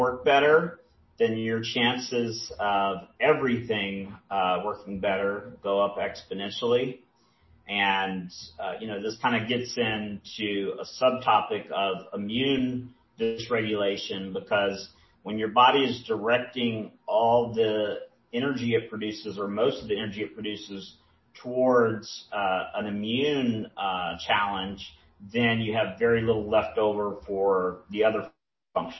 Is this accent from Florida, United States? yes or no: no; about an hour outside of Charleston, South Carolina, United States; I grew up about an hour outside of Charleston, South Carolina, in a small town